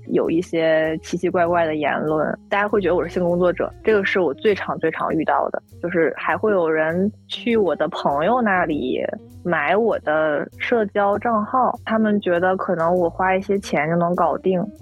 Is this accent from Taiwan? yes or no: no; Northeast China, China; 我现在生活在东北嘛，是土生土长的东北人